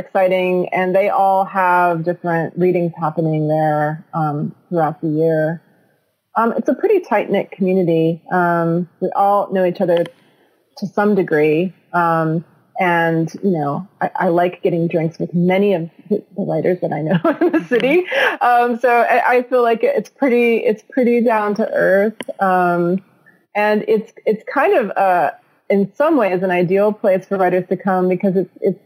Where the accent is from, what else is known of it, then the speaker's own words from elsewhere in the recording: Beaver Falls, Pennsylvania, United States; moved away as an adult; also born or lived in New Hampshire / San Francisco, California / Lincoln, Nebraska; now in Pittsburgh, United States; I grew up north of here in a town called a mill town called Beaver Falls.